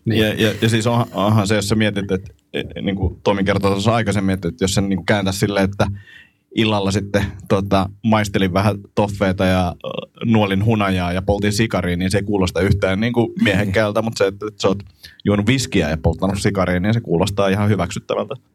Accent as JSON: {"language": "Finnish", "country": "Finland", "said": "mä oon Suomesta"}